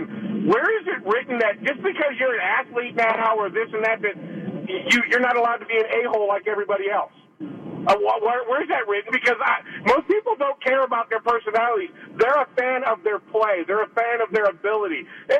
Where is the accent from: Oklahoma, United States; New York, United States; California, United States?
California, United States; moved away; I grew up in California